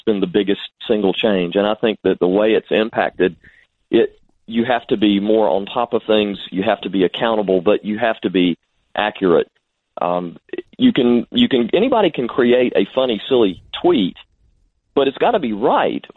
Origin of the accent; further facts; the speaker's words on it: Salisbury, North Carolina, United States; I'm from Salisbury in Rowan County